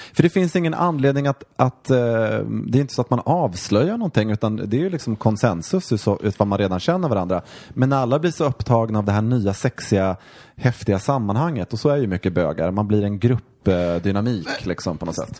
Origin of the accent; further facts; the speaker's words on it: Mora, Dalarna County, Sweden; moved away; när jag växte upp i Mora